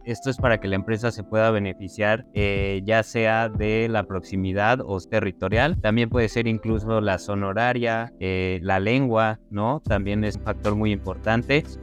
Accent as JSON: {"language": "Spanish", "country": "Mexico"}